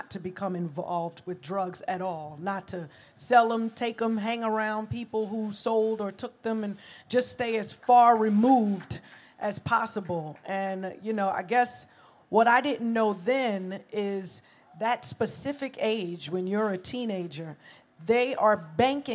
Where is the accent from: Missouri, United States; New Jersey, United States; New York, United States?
New York, United States; New York City; And I was from Brooklyn